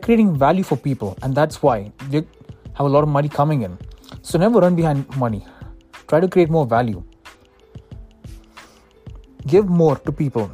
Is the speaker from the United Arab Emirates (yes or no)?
yes; Dubai, United Arab Emirates; moved away as an adult; now in United States; I was born on November 12, 1998 in Dubai. And that's where I lived my entire life before moving to the United States for my studies.